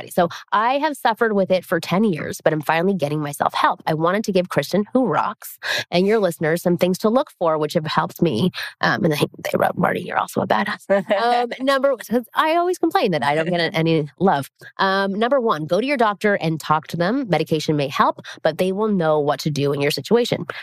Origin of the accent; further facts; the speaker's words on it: Toronto, Ontario, Canada; I'm from Toronto, which is where I'm from, mm-hmm. um, Ontario, Canada.